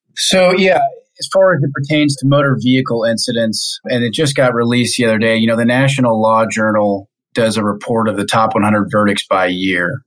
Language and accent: English; Kansas City, Missouri, United States; moved away as an adult; now in Detroit, United States; I'm originally from Kansas City, born and raised.